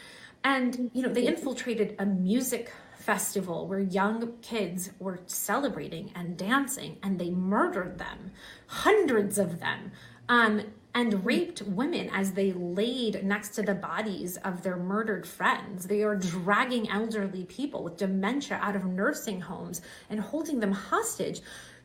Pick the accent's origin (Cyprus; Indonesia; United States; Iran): Iran; moved away; I was born in Iran under the same regime that is supporting Hamas right now.